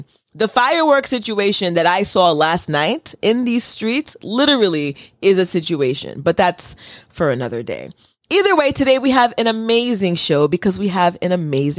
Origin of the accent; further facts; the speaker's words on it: United States; I was told from birth, although I was born in the United States and my birth certificate says that I'm an American, that I was not an American and that I was Haitian first.